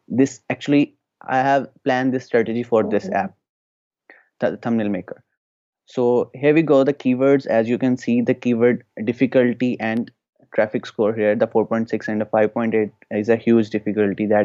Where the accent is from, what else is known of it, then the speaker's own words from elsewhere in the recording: Pakistan; I'm from Pakistan